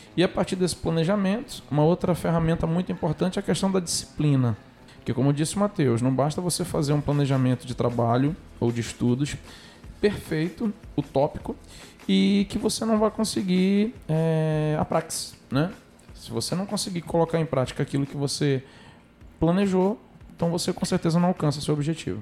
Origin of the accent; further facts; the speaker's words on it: Amazonas, Brazil; Eu sou amazonense, sou nortista, tenho muito orgulho da minha terra